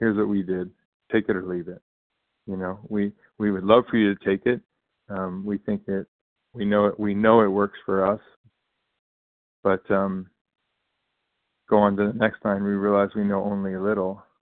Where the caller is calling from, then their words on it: California, United States; recovering compulsive eater from California, bright and early.